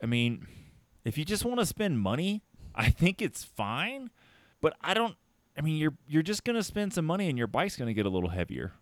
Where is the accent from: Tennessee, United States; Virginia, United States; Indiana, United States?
Tennessee, United States; I'm from Tennessee.